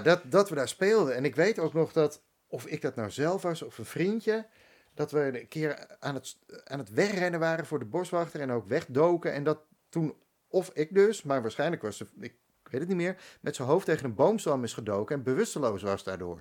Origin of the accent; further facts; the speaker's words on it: Bakkum, North Holland, Netherlands; moved away as an adult; also born or lived in Amsterdam; ik ben opgegroeid in Bakum